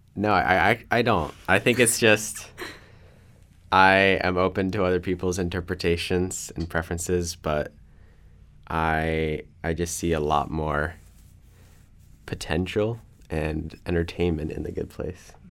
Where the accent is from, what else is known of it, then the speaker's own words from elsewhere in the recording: Kannapolis, North Carolina, United States; I'm from Kannapolis, North Carolina, near Charlotte.